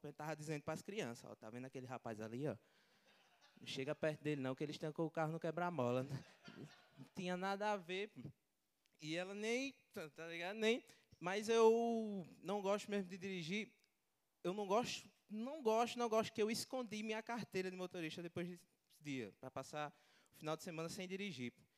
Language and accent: Portuguese; Natal, Rio Grande do Norte, Brazil; eu sou de Natal, Rio Grande do Norte